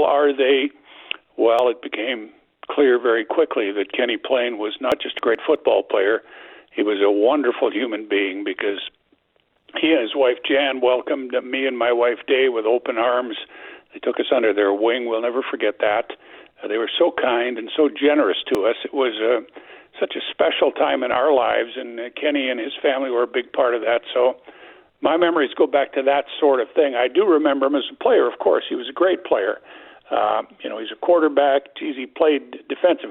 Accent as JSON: {"language": "English", "town": "Regina", "region": "Saskatchewan", "country": "Canada", "tie": "born or raised there", "moved": "as an adult", "lives_now": "Winnipeg, Canada", "said": "as a kid growing up in Regina"}